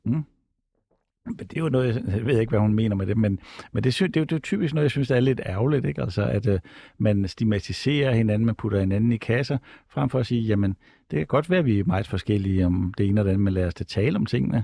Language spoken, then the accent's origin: Danish; Odense, Southern Denmark, Denmark; man kommer fra Odense, som jeg selv gør.